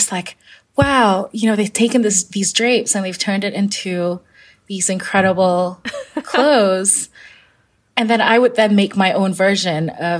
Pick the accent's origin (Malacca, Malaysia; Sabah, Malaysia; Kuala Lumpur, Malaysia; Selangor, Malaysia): Kuala Lumpur, Malaysia; I grew up in Kuala Lumpur, Malaysia, and she would encourage me to pick out a few fabrics